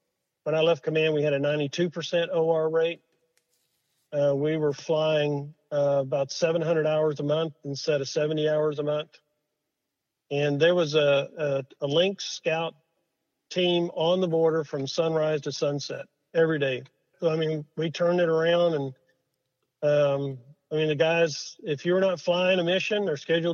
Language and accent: English; United States; as an American